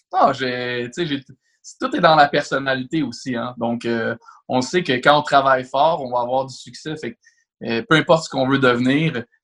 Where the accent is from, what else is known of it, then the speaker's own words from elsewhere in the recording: Laval, Quebec, Canada; je viens de Laval, je suis né à la Cité de la Santé